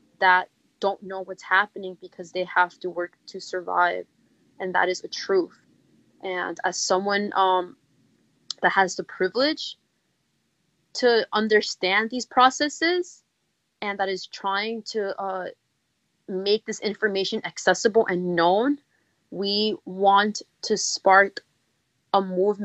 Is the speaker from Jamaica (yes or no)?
no; New York City, New York, United States; I'm from the East Bronx. I don't live too far from Bronx Park East